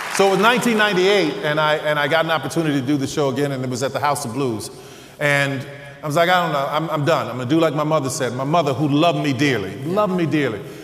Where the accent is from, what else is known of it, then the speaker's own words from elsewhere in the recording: New Orleans, Louisiana, United States; I'm from New Orleans